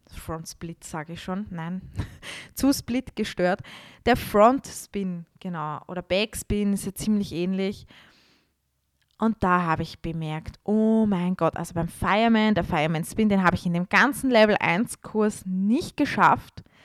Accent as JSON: {"language": "German", "region": "Vienna", "country": "Austria", "said": "damals war ich bei uns in Wien in einem Studio"}